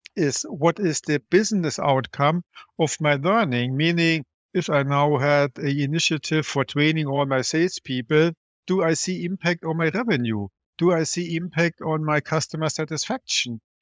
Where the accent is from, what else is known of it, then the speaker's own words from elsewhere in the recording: Germany; I'm from Germany